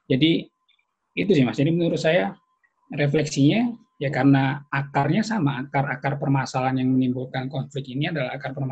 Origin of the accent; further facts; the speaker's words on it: Java, Indonesia; saya lahir dan besar di Jawa